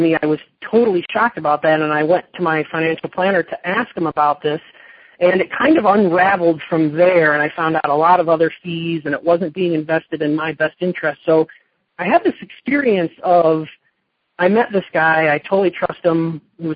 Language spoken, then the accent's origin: English; Michigan, United States; moved away as an adult; now in Las Vegas, United States; I'm originally from Michigan. I grew up playing hockey, and I was a carpenter there. I lived there until I was 22 years old